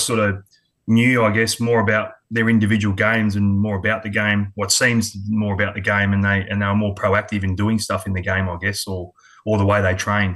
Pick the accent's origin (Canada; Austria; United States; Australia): Australia; Adelaide, South Australia; also born or lived in Sydney, Australia; now in Queensland, Australia; I was born in Sydney, but moved over to Adelaide when I was quite young, about three and a half